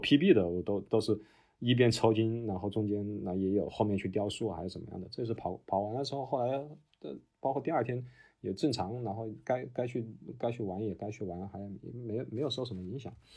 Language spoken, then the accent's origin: Chinese; Wuhan, Hubei, China; now in Australia; 因为我是武汉人